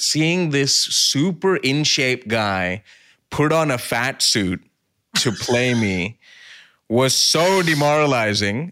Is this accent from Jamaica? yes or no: no; near Mumbai, Maharashtra, India; also born or lived in Brisbane; now in Sydney, Australia; I grew up near Mumbai